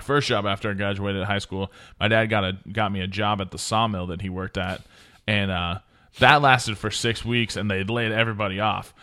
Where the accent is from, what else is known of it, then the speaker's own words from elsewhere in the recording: Oregon, United States; moved away; also born or lived in Montana; I'm from Oregon